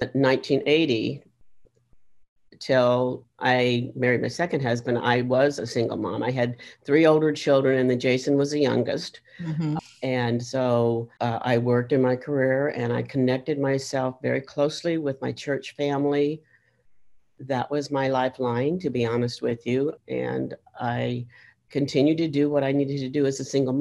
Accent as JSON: {"language": "English", "area": "about 8 miles from Yuba City", "region": "California", "country": "United States", "tie": "born or raised there", "said": "I was born and raised in about 8 miles from here in a small community. So this is my native state"}